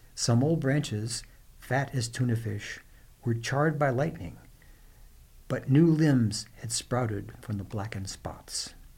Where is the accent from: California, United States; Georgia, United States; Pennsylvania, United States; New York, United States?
California, United States; Los Angeles; I was brought up in Los Angeles.